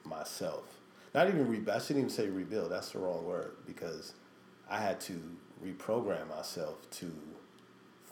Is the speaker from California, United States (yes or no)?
yes; Los Angeles, California, United States; also born or lived in Chicago / New York City; Born and raised in LA, real West Side